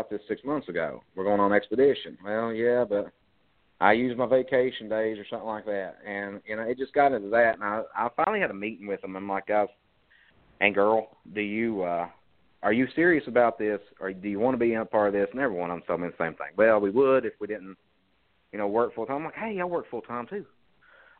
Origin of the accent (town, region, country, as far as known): Harlan County, Kentucky, United States; born or raised there